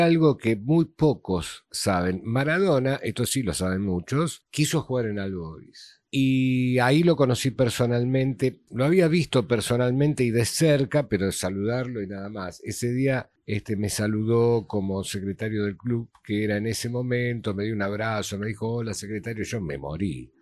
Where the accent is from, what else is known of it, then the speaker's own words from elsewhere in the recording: Argentina; sos argentino, sí.